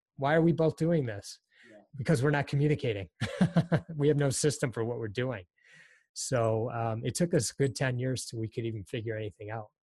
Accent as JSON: {"language": "English", "town": "Detroit", "region": "Michigan", "country": "United States", "tie": "born or raised there", "also_born_or_lived": "Hartford, Connecticut", "said": "early on we moved to the Detroit area. So I've really grown up in the Detroit area since I was quite young"}